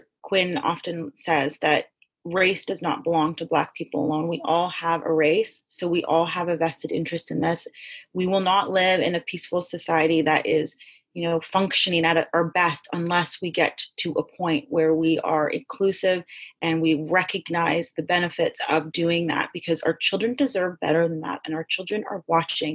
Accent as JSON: {"language": "English", "town": "Toronto", "region": "Ontario", "country": "Canada", "tie": "born or raised there", "said": "I grew up in Canada, in Toronto, where I have access to the medical system"}